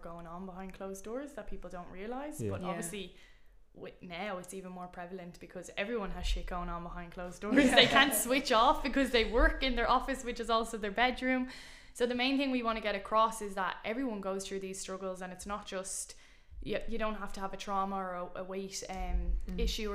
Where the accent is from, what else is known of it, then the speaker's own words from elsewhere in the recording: Ireland; being Irish